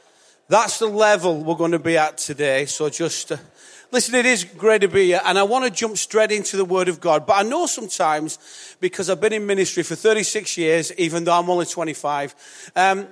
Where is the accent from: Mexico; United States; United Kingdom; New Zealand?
United Kingdom; Bolton, North West England; I'm from Bolton